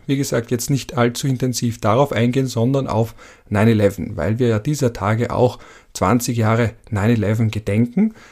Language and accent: German; Vienna, Austria; als Wiener Betonkind